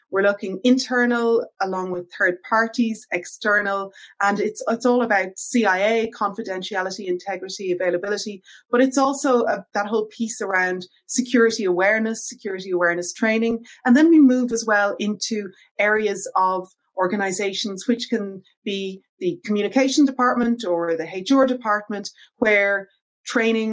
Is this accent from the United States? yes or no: no; Ireland; as you can probably hear from my accent, I'm originally from Ireland